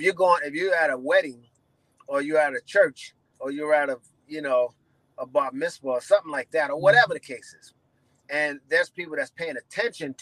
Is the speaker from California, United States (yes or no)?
no; New York City, New York, United States; I'm from New York City